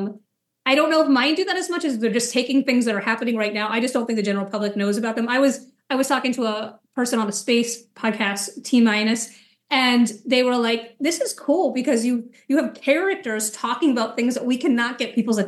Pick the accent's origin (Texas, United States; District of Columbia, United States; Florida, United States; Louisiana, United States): Florida, United States; near Kennedy Space Center; I grew up near Kennedy Space Center in Florida.